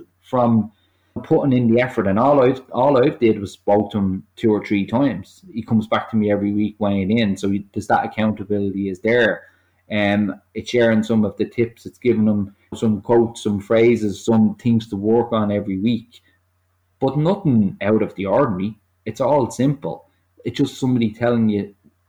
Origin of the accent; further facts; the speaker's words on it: Ireland; as Irish people